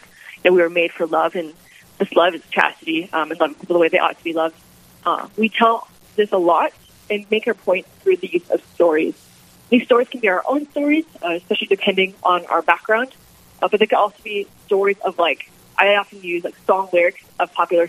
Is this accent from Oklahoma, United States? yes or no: no; Jamestown, North Dakota, United States; also born or lived in Atchison, Kansas; I'm originally from Jamestown, North Dakota. I grew up here